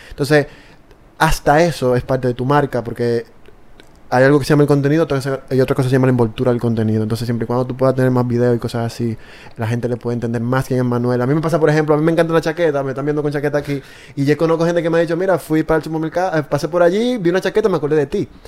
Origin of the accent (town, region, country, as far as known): Dominican Republic